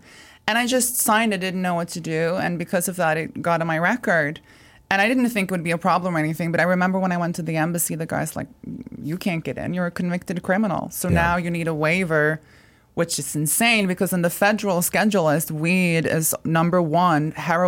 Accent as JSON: {"language": "English", "country": "Norway", "tie": "born or raised there", "also_born_or_lived": "Canada", "moved": "as an adult", "said": "I'm from Norway. I lived in Norway my whole life. And then when I met Jim, we moved to Canada together for 2 years."}